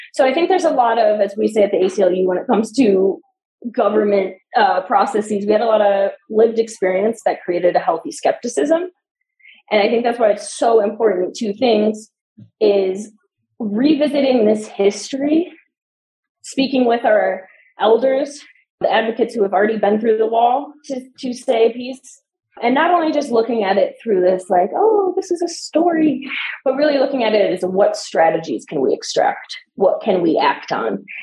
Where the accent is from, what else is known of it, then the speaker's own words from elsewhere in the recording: Chicago, Illinois, United States; now in Denver, United States; I grew up in Chicago too